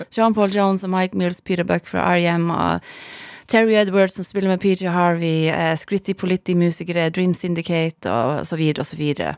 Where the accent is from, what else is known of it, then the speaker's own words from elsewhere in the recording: Masi, Finnmark, Norway; first language Northern Sami; Norwegian is a second language; also born or lived in Kautokeino; Jeg vokste opp i Madze. Ja. Altså, eller Masi på norsk